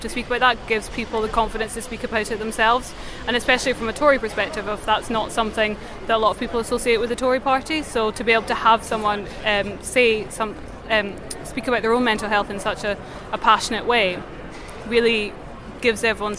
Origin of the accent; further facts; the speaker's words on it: Scotland, United Kingdom; I'm 24 and I'm from Scotland.